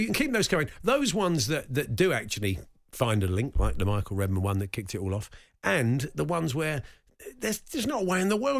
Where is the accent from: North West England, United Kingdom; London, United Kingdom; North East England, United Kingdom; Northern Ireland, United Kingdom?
London, United Kingdom; I said, we're from England. I said, whereabouts? I said, London.